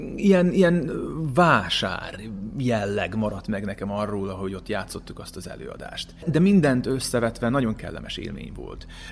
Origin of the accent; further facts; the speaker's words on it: as a Hungarian, Vojvodina, Serbia; also born or lived in Subotica, Serbia; now in Novi Sad, Serbia; nem véletlenül születtem ide magyarként, nekem valami dolgom van itt